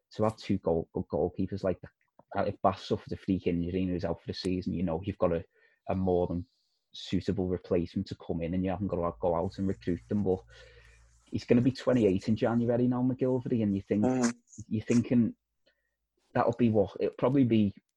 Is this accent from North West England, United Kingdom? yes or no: yes; Liverpool, North West England, United Kingdom; I'm from Liverpool